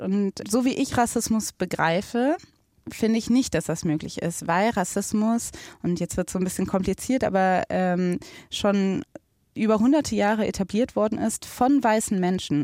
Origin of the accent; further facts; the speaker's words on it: Germany; ich bin in Deutschland geboren, ich bin in Deutschland aufgewachsen